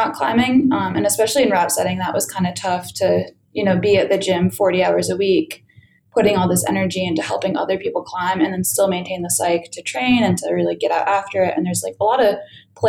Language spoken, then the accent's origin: English; Connecticut, United States; I grew up in Connecticut